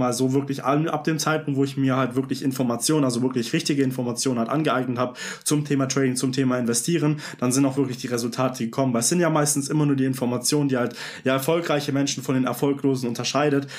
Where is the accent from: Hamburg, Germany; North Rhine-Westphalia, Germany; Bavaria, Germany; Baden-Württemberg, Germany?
Baden-Württemberg, Germany; Vaihingen an der Enz; Ich komme aus äh, Feigen an der Enz